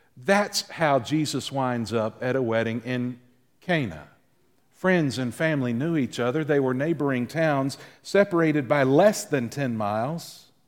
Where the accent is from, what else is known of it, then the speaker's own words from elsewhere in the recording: the South, United States; you and I, growing up in the South